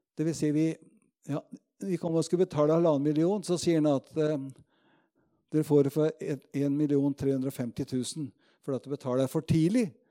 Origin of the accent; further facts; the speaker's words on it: Råde, Østfold, Norway; also born or lived in Moss; hjemme på bedhuset Betel i Rådhus, hvor jeg vokste opp